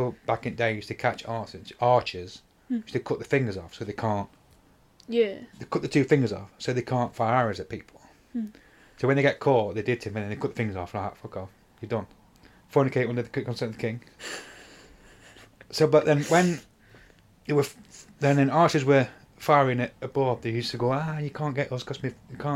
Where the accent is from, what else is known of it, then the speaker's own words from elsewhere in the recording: England, United Kingdom; We are English